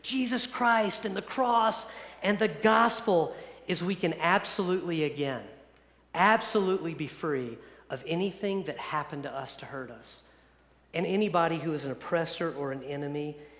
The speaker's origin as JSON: {"language": "English", "region": "East Coast", "country": "United States", "tie": "born or raised there", "moved": "yes", "said": "I grew up on the East Coast"}